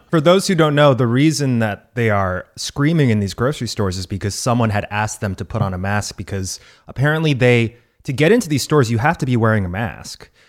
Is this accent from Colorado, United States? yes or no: no; Texas, United States; my home state of Texas.